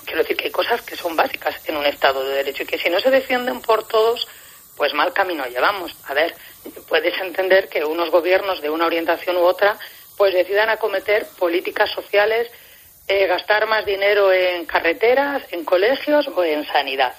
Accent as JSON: {"language": "Spanish", "country": "Spain", "said": "yo como juez española soy también juez europea"}